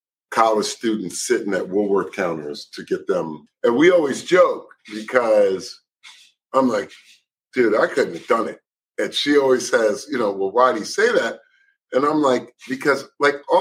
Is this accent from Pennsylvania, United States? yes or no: yes; Philadelphia, Pennsylvania, United States; Philly, West Philly